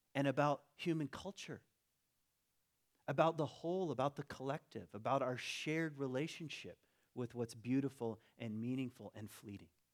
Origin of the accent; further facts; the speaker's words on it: Michigan, United States; also born or lived in Virginia; I was born in Virginia, lived in Michigan